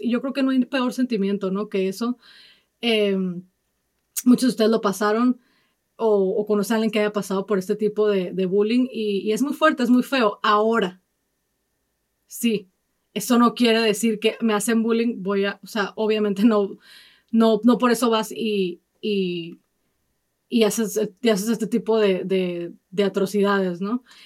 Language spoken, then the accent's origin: Spanish; Mexico; now in United States; yo soy de México y prefiero mil veces vivir aquí